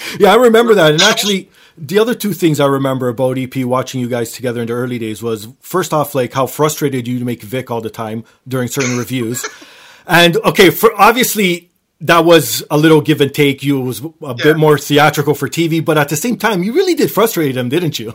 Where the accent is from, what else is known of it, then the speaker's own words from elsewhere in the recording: Toronto, Ontario, Canada; I grew up in Toronto